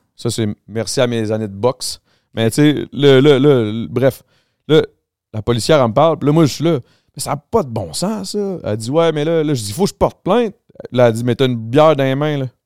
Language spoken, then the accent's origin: French; Montreal, Quebec, Canada; Moi, je viens du Grand Montréal.